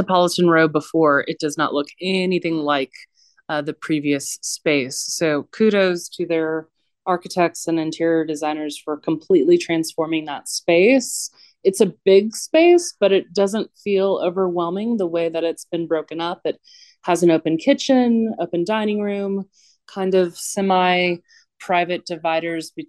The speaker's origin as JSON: {"language": "English", "town": "Houston", "region": "Texas", "country": "United States", "tie": "born or raised there", "said": "I grew up in and around Rice Village"}